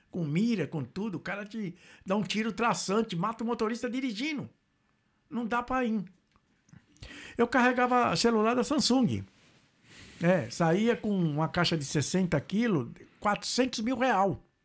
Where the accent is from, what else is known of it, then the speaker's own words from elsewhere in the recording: Goiás, Brazil; moved away as an adult; also born or lived in São Paulo / Mato Grosso; now in Dublin, Ireland; Eu morei em Goiás também, fui criado em Goiás, Mato Grosso